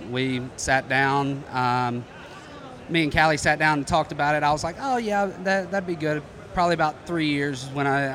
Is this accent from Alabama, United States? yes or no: yes; North Alabama, United States; moved away as an adult; also born or lived in Columbus, Georgia; originally born and raised in North Alabama, grew up playing sports